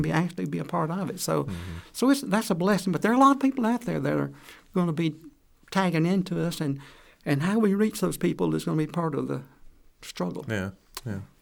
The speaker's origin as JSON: {"language": "English", "town": "Atlanta", "region": "Georgia", "country": "United States", "moved": "yes", "said": "I'm from Atlanta, Georgia"}